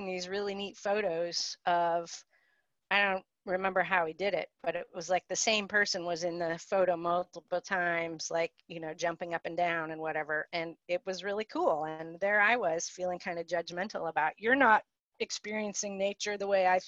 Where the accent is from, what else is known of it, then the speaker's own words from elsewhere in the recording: Cleveland, Ohio, United States; moved away as an adult; now in North Country, New York, United States; I grew up in suburbia outside of Cleveland, Ohio, and moved progressively south for college and graduate school